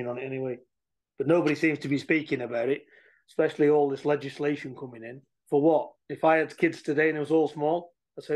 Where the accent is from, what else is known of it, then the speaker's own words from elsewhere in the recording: England, United Kingdom; We're from England